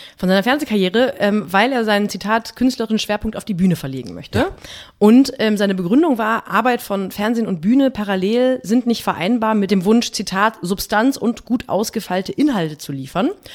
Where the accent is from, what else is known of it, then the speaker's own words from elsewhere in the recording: West Germany, Germany; Bin Westdeutsche bin ich auch